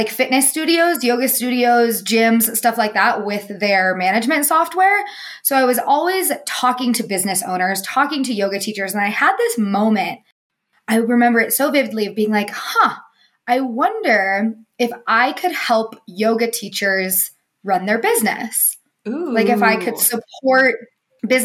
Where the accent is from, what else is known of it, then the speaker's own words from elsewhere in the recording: Truckee, California, United States; also born or lived in Colorado; I grew up in Northern California